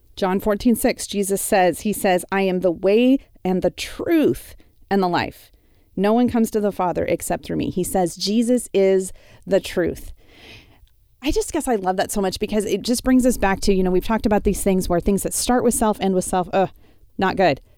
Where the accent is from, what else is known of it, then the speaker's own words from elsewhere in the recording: Wyoming, United States; moved away; the ranch I grew up on in Wyoming